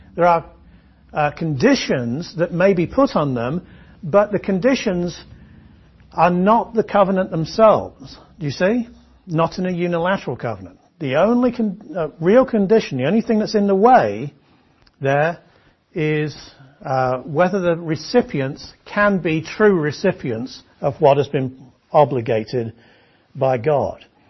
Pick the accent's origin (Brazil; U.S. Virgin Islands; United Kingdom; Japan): United Kingdom; England; I'm an Englishman